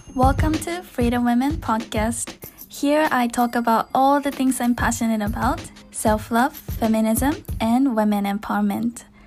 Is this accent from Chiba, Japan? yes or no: yes; Chiba, Japan; moved away; 私もなんか出身は千葉